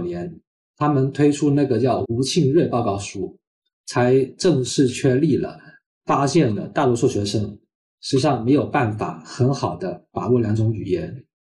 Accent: Hong Kong; Chinese is a second language; 本身在香港， 我在中学的阶段 不是读非常好的学校，我是读中文中学长大的，我是到了大学的时候呢，英语的学习才用得非常多

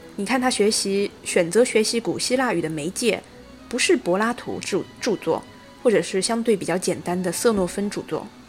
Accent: China; 我相信我们中国人看《魔戒》的时候

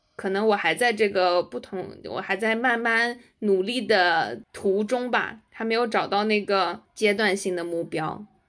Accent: China; moved away as an adult; also born or lived in United States; 我们作为中国人，在就是美国人的圈子里面

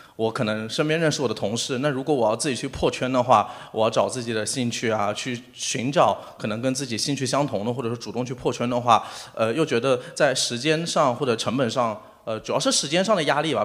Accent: Shanghai, China; 我虽然是一个上海的，呃，就是可以说上海土著，我自己有房有车

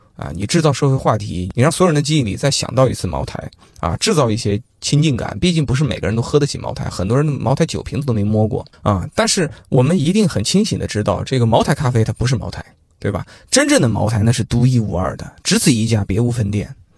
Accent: China; 我们中国人

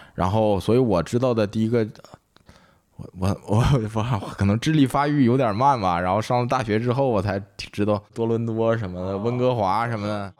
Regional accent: Daqing, Heilongjiang, China; moved away; also born or lived in Anda, Heilongjiang; 就我们长大的地方叫萨尔图，原来没有叫大庆这个地方，然后叫萨尔图

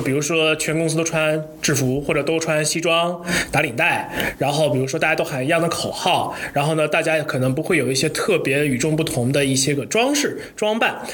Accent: Hubei, China; 作为一个湖北人

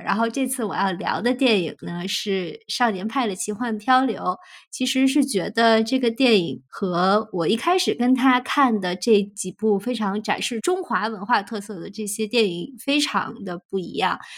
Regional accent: China; 身为中国人，在一个中国家庭长大

